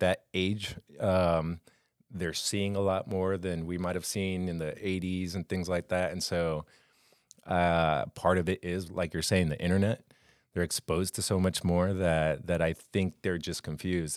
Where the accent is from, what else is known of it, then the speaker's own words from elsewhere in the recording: Colombia; moved away as an adult; also born or lived in Los Angeles, California / Florida; I lived my whole life in Colombia, in South America